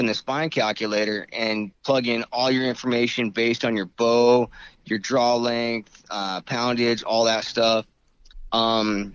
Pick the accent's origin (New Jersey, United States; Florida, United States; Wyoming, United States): Wyoming, United States; moved away as an adult; now in California, United States; I'm from Wyoming, born and raised there.